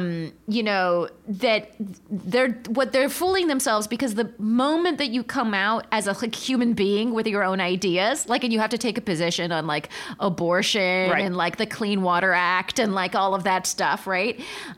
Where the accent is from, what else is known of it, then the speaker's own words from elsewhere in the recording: California, United States; growing up in California